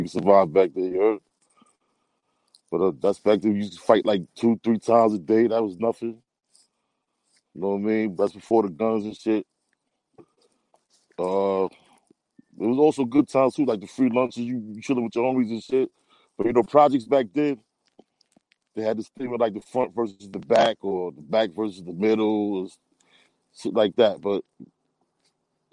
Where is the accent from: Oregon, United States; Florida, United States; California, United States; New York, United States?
New York, United States; New York City; I'm from East New York, Brooklyn.